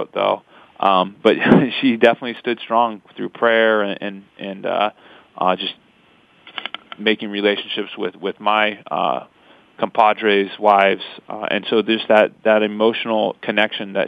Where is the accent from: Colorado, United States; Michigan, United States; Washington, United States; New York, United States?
Washington, United States; Pasco; We're from Pasco, Washington. She was born and raised, and I moved there at the end of my fifth grade year